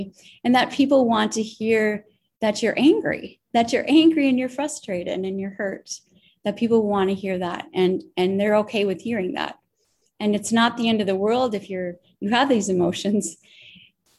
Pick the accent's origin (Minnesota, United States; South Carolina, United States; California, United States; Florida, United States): Minnesota, United States; Minneapolis; moved away as an adult; also born or lived in Idaho / Wisconsin / Pennsylvania / Alabama; now in Oklahoma, United States; I grew up in Minneapolis